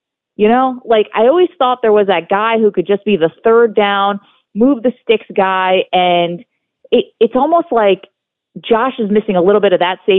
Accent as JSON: {"language": "English", "town": "Binghamton", "region": "New York", "country": "United States", "said": "I'm from Binghamton, New York, and I'm like a proud county from Binghamton."}